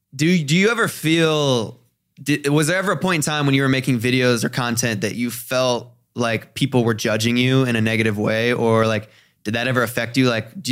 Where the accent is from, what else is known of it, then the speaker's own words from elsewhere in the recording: Ohio, United States; I came out here from Ohio and for some reason, when I first started making videos, when I first started posting on social media, mm-hmm. it was at a time where I felt like I cared a lot about what the kids back home thought of me.